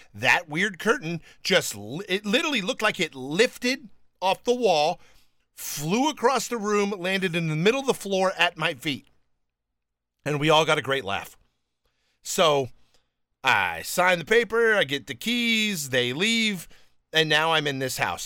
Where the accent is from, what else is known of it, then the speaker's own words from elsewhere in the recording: California, United States; moved away as an adult; also born or lived in Alabama / New York / Lyndhurst, New Jersey; I was born in Alabama, but raised in California